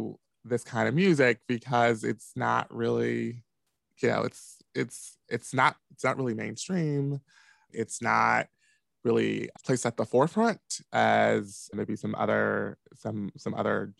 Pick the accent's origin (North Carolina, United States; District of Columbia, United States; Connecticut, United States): District of Columbia, United States; Washington; moved away as an adult; now in Chicago, United States; I'm originally from Washington, D.C. proper, and I grew up in Southeast D.C.